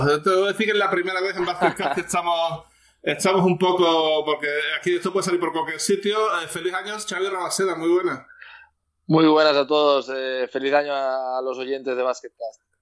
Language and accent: Spanish; Ripoll, Catalonia, Spain; born or raised there